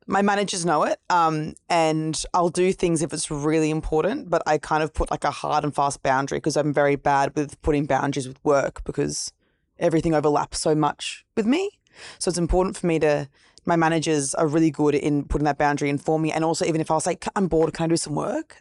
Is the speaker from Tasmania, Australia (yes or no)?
no; Gold Coast, Queensland, Australia; also born or lived in Brisbane; now in Sydney, Australia; New South Wales, but I grew up at the Gold Coast.